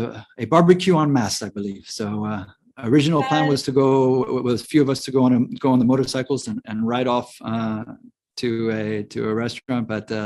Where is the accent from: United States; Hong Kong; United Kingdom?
Hong Kong; also born or lived in Philippines; I grew up in Hong Kong and the Philippines.